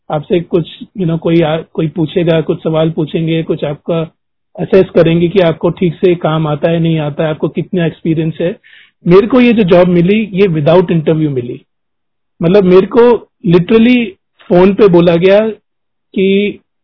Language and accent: Hindi; Delhi, India; moved away; हम ओरिजिनली दिल्ली के रहने वाले हैं